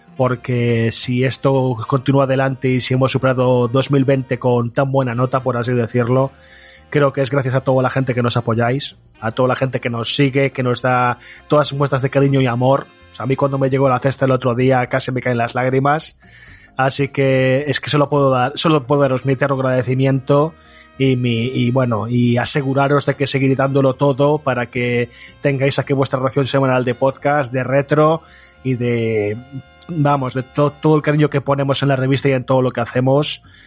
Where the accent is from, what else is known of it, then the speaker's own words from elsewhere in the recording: Galicia, Spain; Yo soy gallego